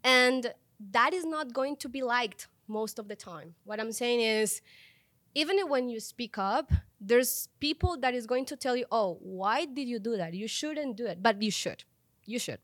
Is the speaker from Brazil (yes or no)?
no; Colombia; moved away as an adult; now in Mexico; I was born in Colombia